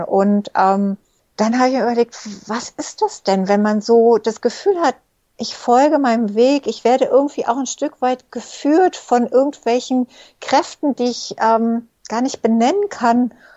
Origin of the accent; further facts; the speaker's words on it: Egypt; moved away; ich bin zum Beispiel in Ägypten geboren und aufgewachsen